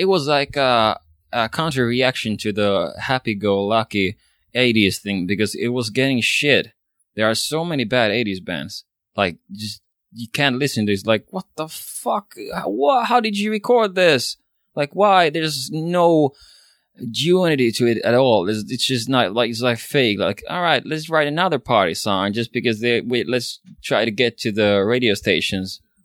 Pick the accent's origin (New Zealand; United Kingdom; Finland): Finland; first language Swedish; English is a second language; I'm a Swedish speaking Finn, which means Swedish is my mother tongue.